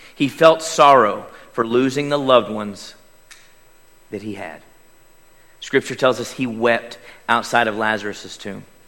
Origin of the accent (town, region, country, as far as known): Davis, Oklahoma, United States; born or raised there; moved away